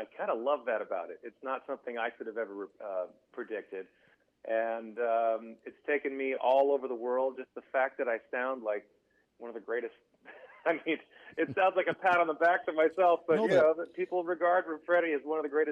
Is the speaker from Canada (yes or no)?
yes; Canada; moved away as an adult; now in Nashville, United States; I kind of grew up in this general area between Montreal and Ottawa. So I'm Canadian. I'm French-Canadian